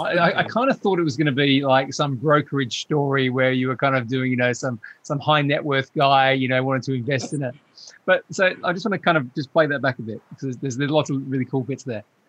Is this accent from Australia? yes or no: yes; Australia; accent: Australian; my, my accent, David, right, gets very Australian when I speak to another Australian